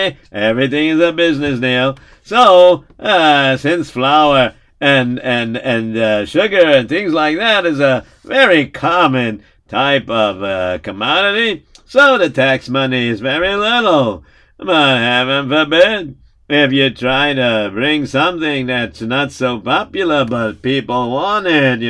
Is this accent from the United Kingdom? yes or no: no; Lithuania; now in United States; When I finish selling it, I travel back, and I come back to my hometown in Yaneva, in Lithuania.